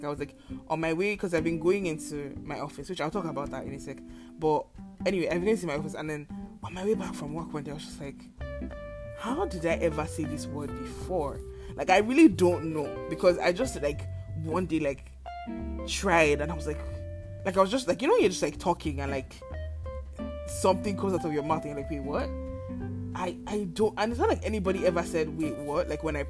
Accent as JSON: {"language": "English", "region": "Lagos", "country": "Nigeria", "tie": "born or raised there", "lives_now": "Canada", "said": "Like I feel like I moved to Canada with like a very plain base because I grew up in Lagos, like, you know, like the accents around me weren't particularly strong."}